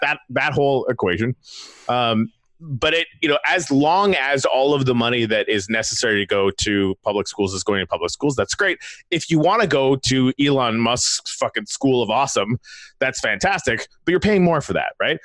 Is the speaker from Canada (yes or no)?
yes; Canada; I come from Canada